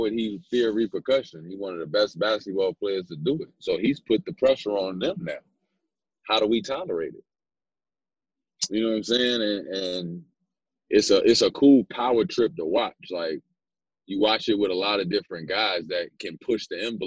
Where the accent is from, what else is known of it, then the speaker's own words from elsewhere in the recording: Chicago, Illinois, United States; moved away as an adult; also born or lived in New York; being a Chicago kid